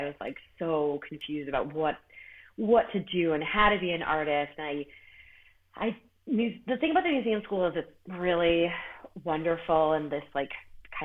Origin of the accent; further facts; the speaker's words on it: Worcester, Massachusetts, United States; moved away as an adult; also born or lived in Boston / New York City; now in Upstate New York, United States; I'm from Worcester, which is even more towny.